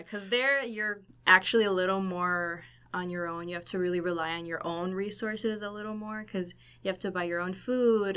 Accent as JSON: {"language": "English", "town": "Chicago", "region": "Illinois", "country": "United States", "moved": "as an adult", "lives_now": "Laredo, United States", "said": "I'm from Chicago, Illinois."}